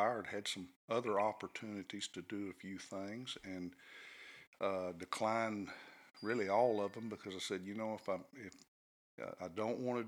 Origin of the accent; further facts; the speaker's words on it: Conroe, Texas, United States; also born or lived in Brady, Texas / Abilene, Texas; We moved to Conroe when I was in the first grade. Which was a wonderful one-school town, really a great place to grow up in. Attended schools in Conroe through my high school tenure